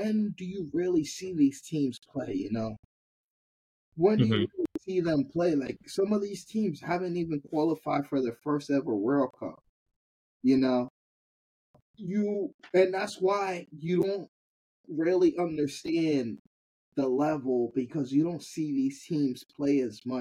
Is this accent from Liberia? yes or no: yes; Liberia; Liberia, which is my home country